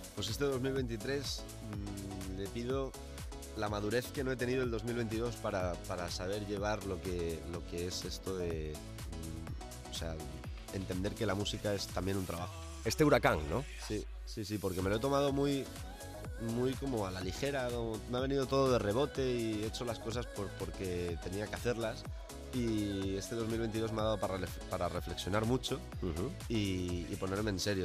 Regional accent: Valencian Community, Spain; moved away; donde yo vivía, donde me crié, eh, en Valencia

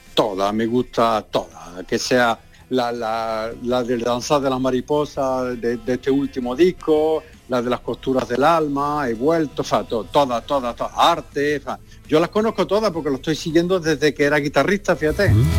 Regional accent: San Juan de Aznalfarache, Andalusia, Spain; moved away as an adult; also born or lived in Villanueva del Ariscal; now in France; yo nací en Villanueva de Remina, allí voy poco, porque está un poquito lejos, pero donde viví casi toda mi vida, en San Juan de Farache

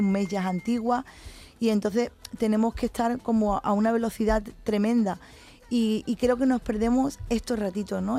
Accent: Cádiz, Andalusia, Spain; Cádiz y que es donde yo he nacido

